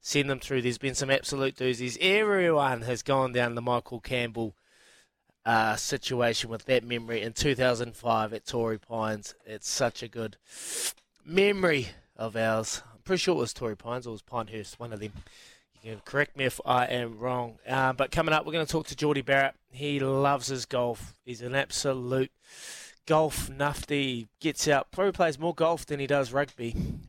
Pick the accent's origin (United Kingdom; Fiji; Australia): Fiji; That reminds me, growing up in Fiji, watching my favourite player, Viliami Satala, playing for Vomo.